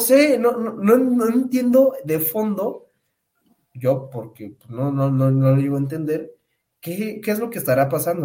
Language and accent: Spanish; Pátzcuaro, Michoacán, Mexico; moved away; yo me fui a mi pueblito allá en Pátzcuaro